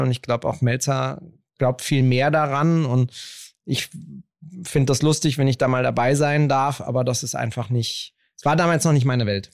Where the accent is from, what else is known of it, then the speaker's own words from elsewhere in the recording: Berlin, Germany; Ich bin ja in Kreuzberg aufgewachsen